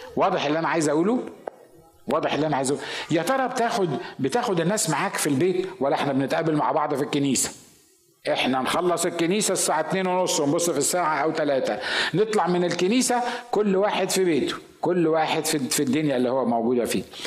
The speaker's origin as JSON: {"language": "Arabic", "country": "Egypt", "said": "انا مصري"}